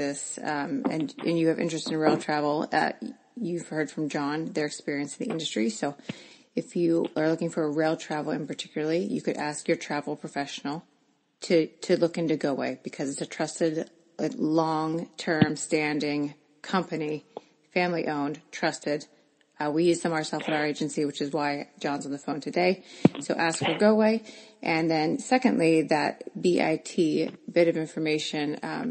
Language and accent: English; Philadelphia, Pennsylvania, United States; I grew up in the Philadelphia area